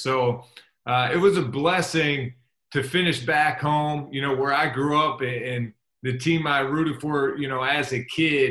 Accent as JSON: {"language": "English", "town": "Pittsburgh", "region": "Pennsylvania", "country": "United States", "tie": "born or raised there", "said": "Being born and raised in Pittsburgh"}